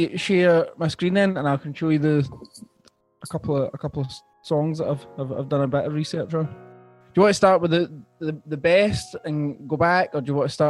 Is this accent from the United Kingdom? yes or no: yes; Scotland, United Kingdom; I was in primary four or something, primary four. In Scotland